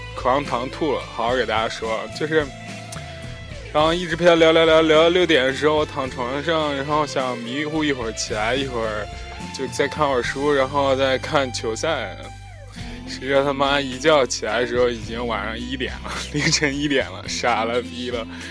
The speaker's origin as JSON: {"language": "Chinese", "region": "Henan", "country": "China", "moved": "as an adult", "said": "全国人民都黑我们河南人了"}